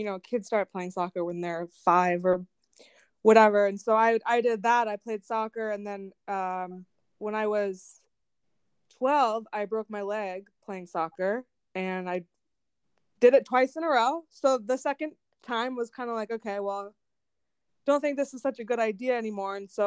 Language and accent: English; Winter Park, Florida, United States; I grew up in Florida. I went to Winter Park High School